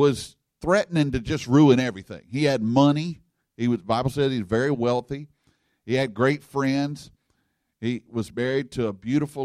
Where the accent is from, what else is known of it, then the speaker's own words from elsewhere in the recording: Louisiana, United States; I'm from Louisiana, and we have bayou down there